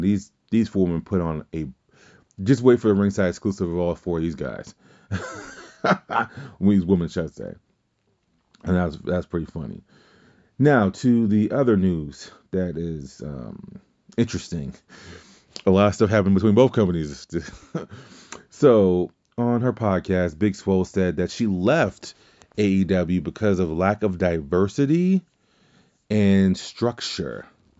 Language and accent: English; Louisiana, United States; For those of you who don't know, I've been listening, I'm actually mixed. I'm Creole from Louisiana.